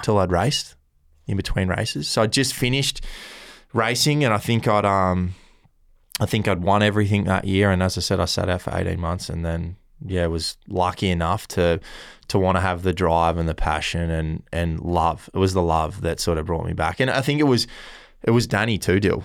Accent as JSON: {"language": "English", "town": "Kiama", "region": "New South Wales", "country": "Australia", "tie": "born or raised there", "said": "growing up in Kioma"}